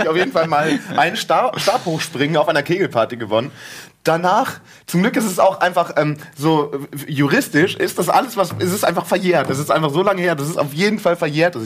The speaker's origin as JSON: {"language": "German", "area": "Friesland", "region": "Lower Saxony", "country": "Germany", "also_born_or_lived": "Münster", "moved": "yes", "lives_now": "Hamburg, Germany", "said": "ich komme aus, aus Friesland und dann, äh, nächste Station war Münster und jetzt Hamburg."}